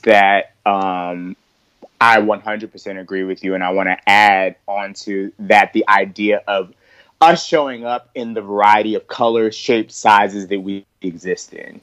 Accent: the South, United States; also born or lived in New York; I was born in New York. So like I'm all about like the New York mindset. I was raised down south. So I have that southern vibe also.

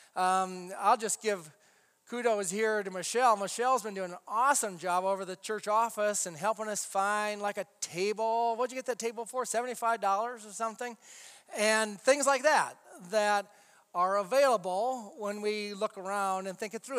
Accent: United States; we as Americans

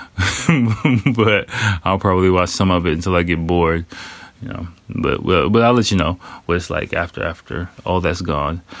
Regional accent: United States; I'm American

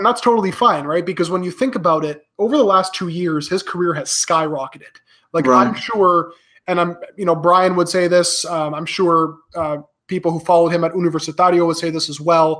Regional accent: Canada; I'm Canadian born to a Peruvian immigrant

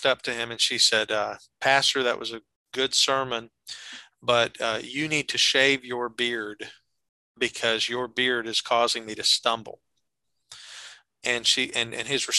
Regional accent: the South, United States; we're both from the South.

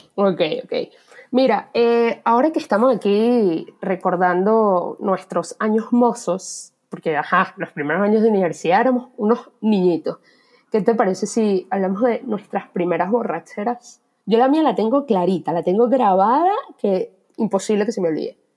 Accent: Venezuela; moved away; primer trabajo informal viniendo de Venezuela

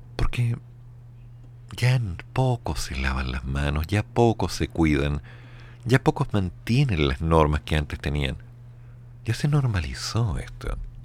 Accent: Chile; me veían como un chileno

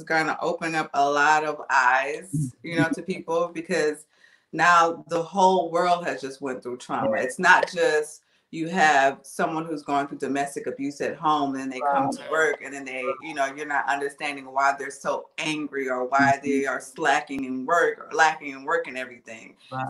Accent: New Orleans, Louisiana, United States; Oh, we're from New Orleans.

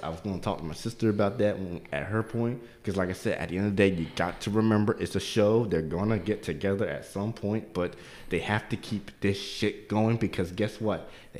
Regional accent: Baltimore, Maryland, United States; Because I'm not from here. Everybody here I'm from Baltimore.

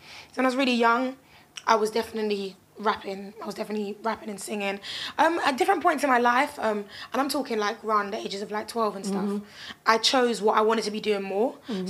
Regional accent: London, United Kingdom; as a Londoner at the same time, I just can't allow it, you know?

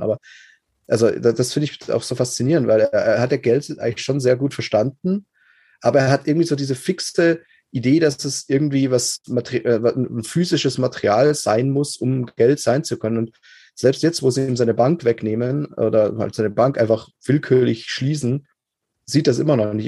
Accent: Germany; Bei uns in Deutschland

